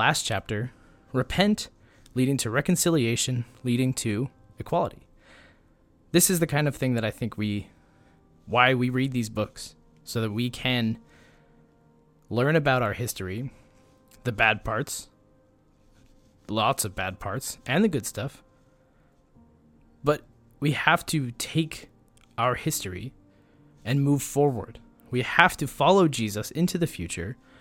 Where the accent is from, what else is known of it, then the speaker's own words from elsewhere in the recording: United States; it is part of our history as American Christians